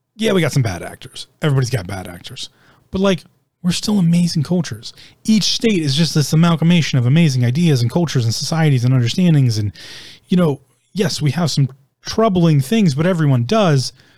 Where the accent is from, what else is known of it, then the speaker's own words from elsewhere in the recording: United States; I'm an American. I live in America.